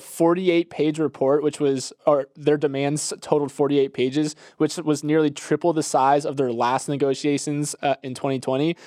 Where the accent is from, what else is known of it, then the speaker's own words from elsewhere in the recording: Tampa, Florida, United States; moved away; the Tampa Bay area, my hometown